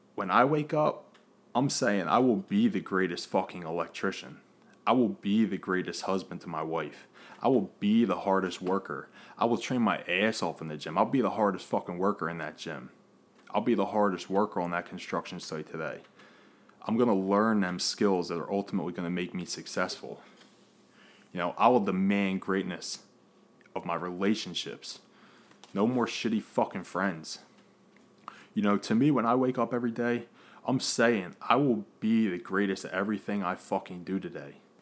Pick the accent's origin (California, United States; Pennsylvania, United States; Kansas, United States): Pennsylvania, United States; Philadelphia; born and raised in Philadelphia. Uh, still here in Philadelphia